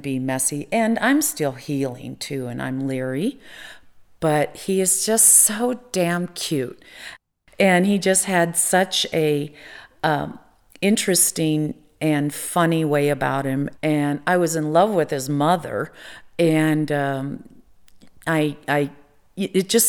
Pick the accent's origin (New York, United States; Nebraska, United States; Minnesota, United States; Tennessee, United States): Nebraska, United States; moved away; I'm originally from Nebraska